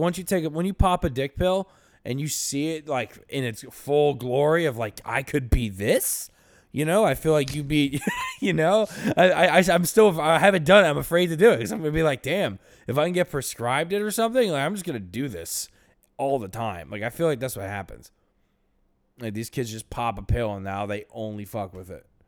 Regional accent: Florida, United States; we grew up in Florida

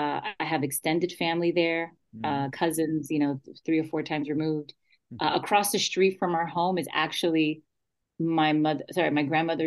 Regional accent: New York City, New York, United States; moved away; also born or lived in Aguas Buenas, Puerto Rico; growing up in the Bronx, and being raised by her, definitely influenced I think my personality, my perspective, and definitely my language, like you said, like talking about language, because I could speak Spanish, I can speak English, but then there's also that code switching that we

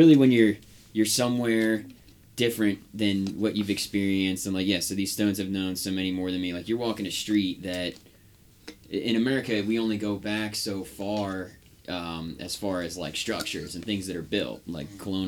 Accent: Pennsylvania, United States; moved away as an adult; now in North Carolina, United States; We're both Yankees from the Northeast, different sides of Pennsylvania, Philly and Pittsburgh

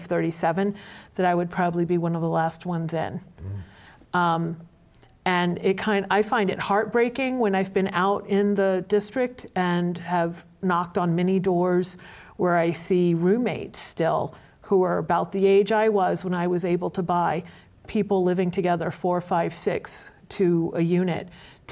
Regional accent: Louisiana, United States; now in Boston, United States; I grew up in Louisiana

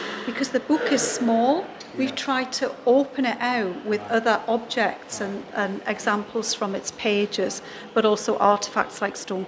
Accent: Newcastle upon Tyne, North East England, United Kingdom; I'm a Geordie

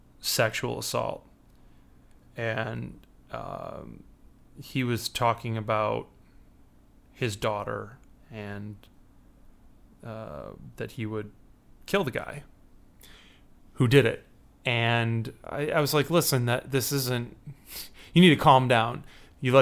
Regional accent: Chicago, Illinois, United States

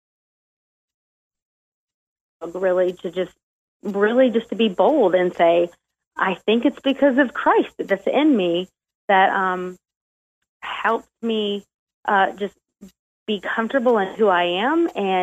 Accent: South Carolina, United States; also born or lived in Ohio / Florida / Kentucky; around the age of 4th grade, we kind of settled down in South Carolina, and that's pretty much where I grew up in most of my childhood.

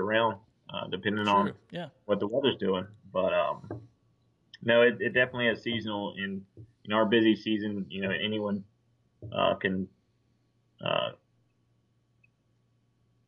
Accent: Southport, North Carolina, United States; also born or lived in Wilmington, North Carolina / Oak Island, North Carolina; being born and raised in Southport

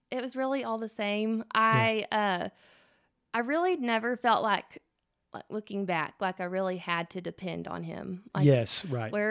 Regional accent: Earth, Texas, United States; I grew up actually in the Methodist Church. Yeah, yeah, in yeah. Um, little old Earth, Texas.

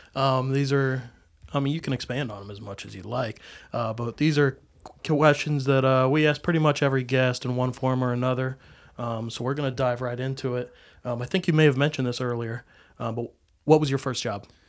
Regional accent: Kansas, United States; now in Arizona, United States; I'm from Kansas

